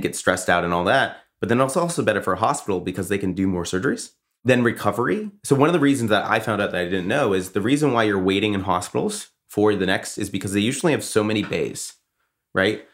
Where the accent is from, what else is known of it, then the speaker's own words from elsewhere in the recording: Boston, Massachusetts, United States; I'm from Boston